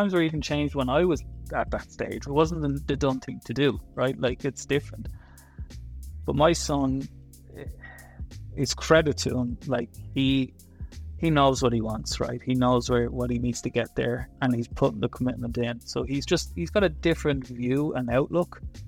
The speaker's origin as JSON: {"language": "English", "town": "Dublin", "region": "Leinster", "country": "Ireland", "tie": "born or raised there", "said": "I did, yeah. Born and bred."}